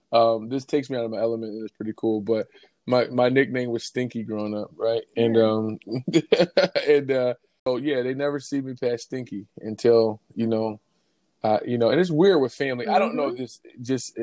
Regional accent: Philadelphia, Pennsylvania, United States; I grew up in Philly

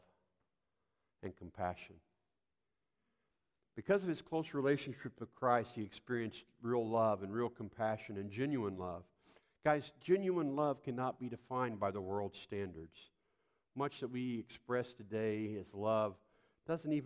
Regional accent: Poplar Bluff, Missouri, United States; growing up in the South

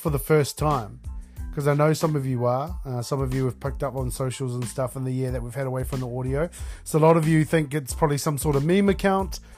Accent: Taranaki, New Zealand; I am born and raised on the West Coast in Taranaki, Aotearoa, New Zealand.

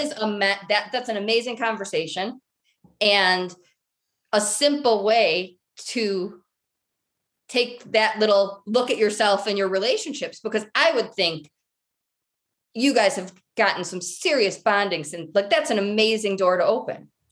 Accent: Michigan, United States; now in Colorado, United States; I'm originally from Michigan

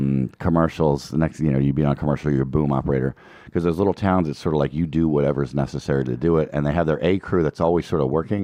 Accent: outside of Philadelphia, Pennsylvania, United States; also born or lived in Colorado; now in Los Angeles, United States; I grew up outside of Philadelphia

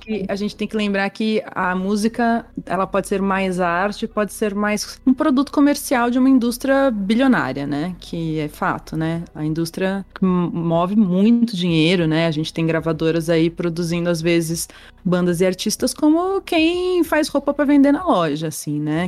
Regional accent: Brazil; onde a gente anda como brasileiro

